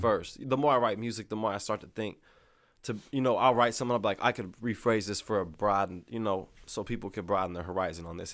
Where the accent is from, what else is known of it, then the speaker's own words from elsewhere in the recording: Lexington, Missouri, United States; I grew up, like, in Lexington, Missouri.